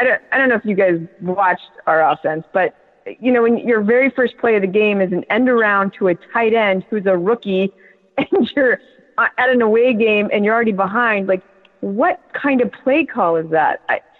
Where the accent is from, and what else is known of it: Colorado, United States; born or raised there; moved away; also born or lived in Wisconsin / South Carolina